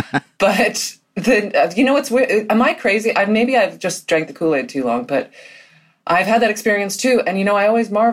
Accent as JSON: {"language": "English", "town": "New York City", "region": "New York", "country": "United States", "tie": "born or raised there", "said": "I grew up in Manhattan. I grew up in Soho"}